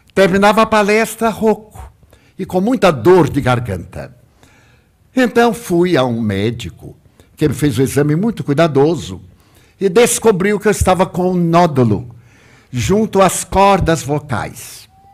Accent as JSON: {"language": "Portuguese", "town": "Salvador", "region": "Bahia", "country": "Brazil", "tie": "born or raised there", "said": "eu pedi para voltar a Salvador, a minha cidade natal"}